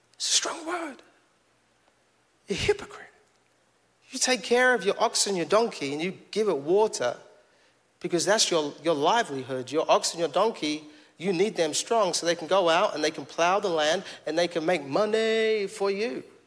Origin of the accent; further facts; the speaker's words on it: London, United Kingdom; now in Fayetteville, United States; we're growing up in East London